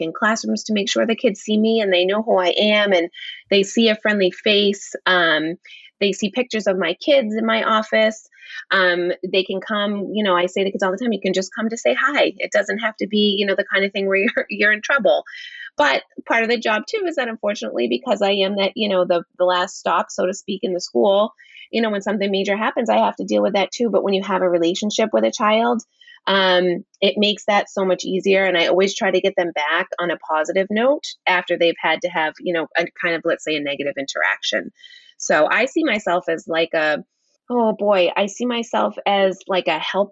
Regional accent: Danvers, Massachusetts, United States; my hometown of Danvers, Massachusetts.

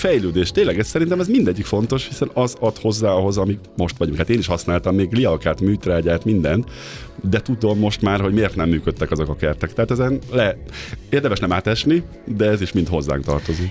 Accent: Great Hungarian Plain, Hungary; now in Budapest, Hungary; Én is Alföldi vagyok egyébként, anyukám egy kertjében mindig kapáltattak bennünket

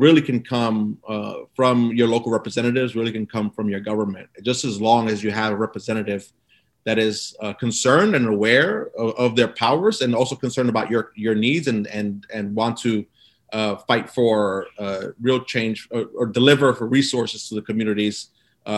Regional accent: New York City, New York, United States; So I grew up in Brooklyn and I grew up in a community called East New York.

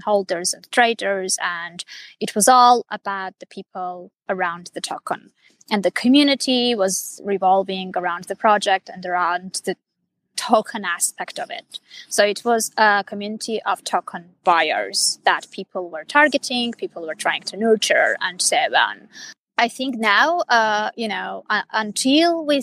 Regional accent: Armenia; first language Armenian; English is a second language; I'm originally from Armenia. I'm Armenian. And that's my native language. That's my mother tongue

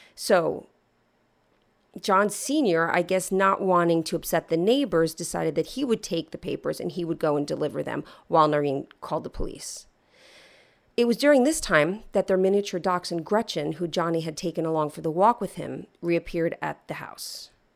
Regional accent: East Coast, United States; I'm from the East Coast

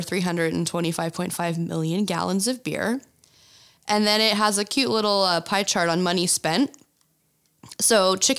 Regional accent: Philadelphia, Pennsylvania, United States; I was born in Philadelphia

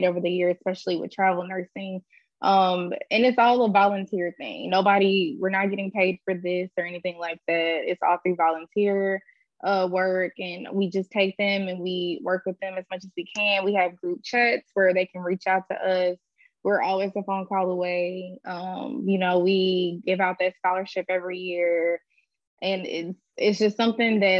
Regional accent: Louisiana, United States; moved away as an adult; also born or lived in Houston; I'm from Louisiana, but I'm kind of like in the middle of relocating to Houston.

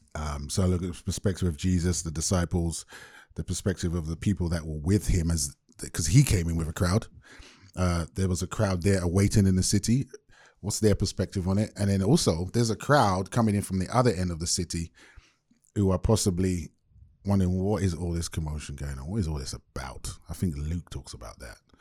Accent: London, United Kingdom; now in Bay Area, United States; born and raised in London to Jamaican parents

